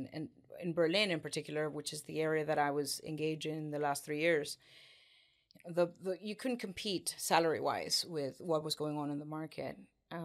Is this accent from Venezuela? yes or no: yes; Venezuela; moved away as an adult; now in United Kingdom; Originally, I'm actually from South America. I was born in Venezuela and had my beginnings there. I grew up and went to school there